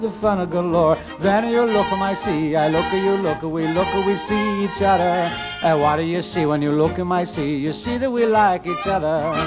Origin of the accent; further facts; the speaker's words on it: Steubenville, Ohio, United States; I was working at the steel mill in my hometown, Steubenville, Ohio